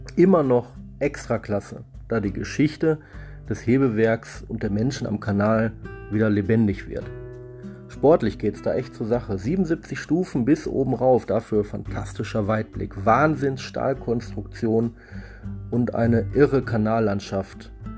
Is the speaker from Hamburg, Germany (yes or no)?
no; Ruhr area, North Rhine-Westphalia, Germany; Sonntag ist bei uns im Pott immer Familientag